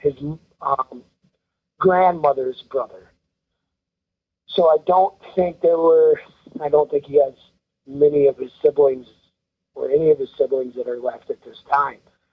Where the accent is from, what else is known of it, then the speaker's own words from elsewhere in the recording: Rice Lake, Wisconsin, United States; I'm from Rice Lake